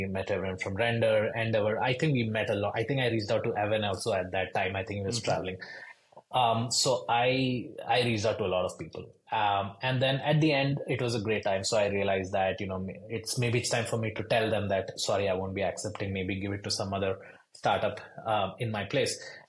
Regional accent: India; English is a second language; moved away as an adult; also born or lived in Boston; now in Louisville, United States; So I am a first generation immigrant. So I moved from India to Boston to do my schooling over there, most specifically my MBA.

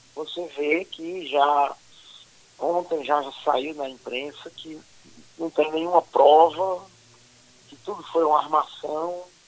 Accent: Ceará, Brazil; moved away; also born or lived in Fortaleza; Eu sou cearense. Cearense, né? Sou nordestino também, com muito orgulho

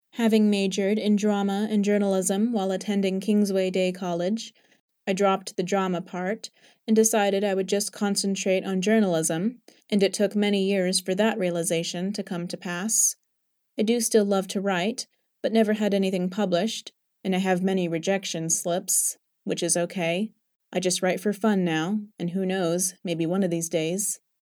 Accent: Surrey, South East England, United Kingdom; moved away as an adult; also born or lived in London / North Country (evacuated); now in Ozark, Missouri, United States; I was born on September fifth, nineteen thirty-three, in Saint James Hospital in Bedlam, London. In London, we lived in the bottom flat of a three-story house, and we lived there until I was almost six years of age.

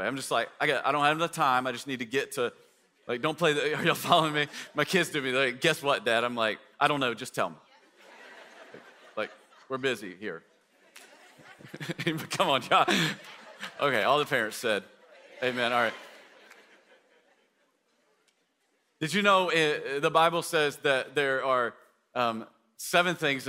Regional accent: East Tennessee, United States; moved away; people in East Tennessee where I grew up

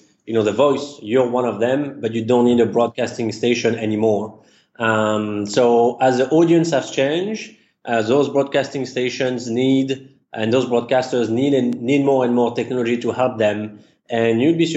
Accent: Paris, Île-de-France, France; English is a second language; moved away as an adult; now in United States; As you can tell from the accent, I was actually born and raised in Paris, and I migrated to the U.S. about 12 years ago

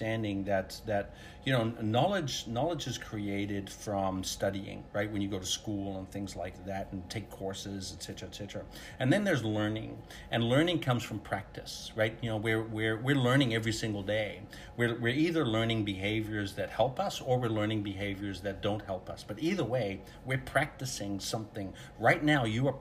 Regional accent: Netherlands; moved away; I grew up in Holland, so everybody rides bike

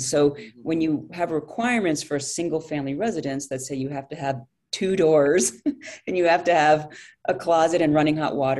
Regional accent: London, United Kingdom; also born or lived in France / Soviet Union; I grew up overseas. I grew up in London. My dad was a foreign correspondent.

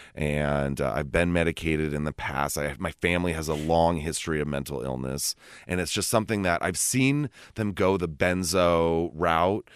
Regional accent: Los Gatos, California, United States; I grew up in Los Gatos

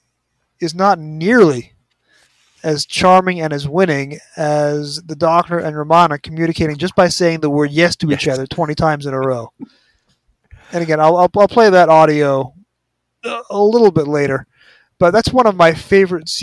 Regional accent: United States; being an American

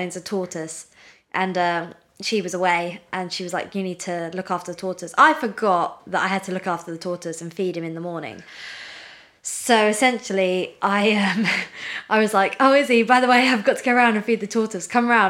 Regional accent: United Kingdom; We're very British

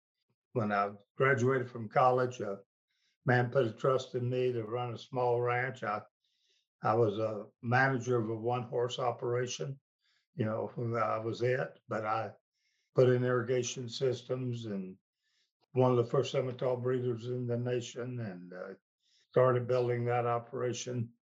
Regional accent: Jacksonville, Florida, United States; Jacksonville, Florida.

